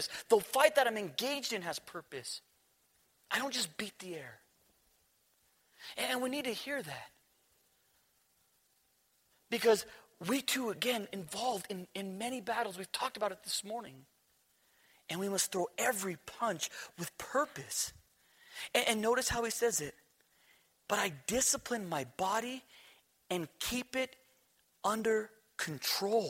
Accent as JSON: {"language": "English", "region": "New Mexico", "country": "United States", "said": "We're from New Mexico"}